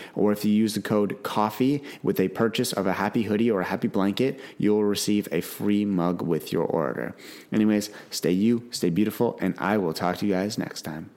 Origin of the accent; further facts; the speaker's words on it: Canada; I'm from Canada